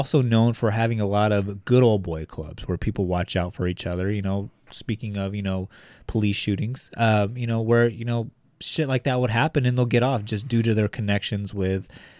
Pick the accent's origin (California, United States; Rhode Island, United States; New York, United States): California, United States; Bakersfield; But being that we are from Bakersfield, I think that it's only proper that, you know, we put our spin on it.